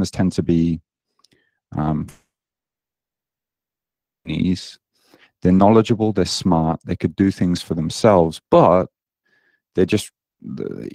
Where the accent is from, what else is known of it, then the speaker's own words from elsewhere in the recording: United Kingdom; moved away as an adult; now in Japan; you may hear in my accent that I don't sound very Japanese. I'm British. And I moved out to Japan nearly 17 years ago now, after I graduated